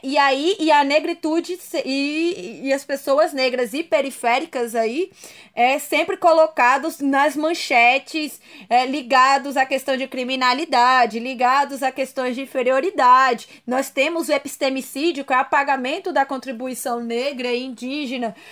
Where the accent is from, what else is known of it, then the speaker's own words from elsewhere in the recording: Brasília, Federal District, Brazil; eu sou de Brasília